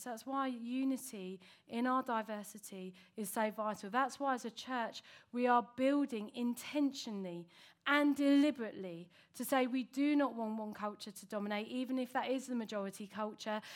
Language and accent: English; United Kingdom; that's where I was from